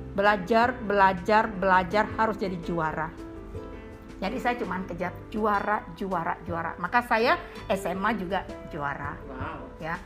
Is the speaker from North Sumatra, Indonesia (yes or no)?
yes; Medan, North Sumatra, Indonesia; moved away as an adult; now in Jakarta, Indonesia; saya S M P, S M A itu di Medan